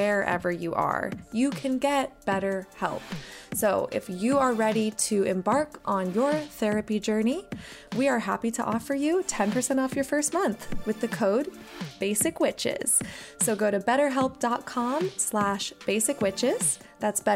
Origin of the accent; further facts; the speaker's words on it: Midwest, United States; growing up in the Midwest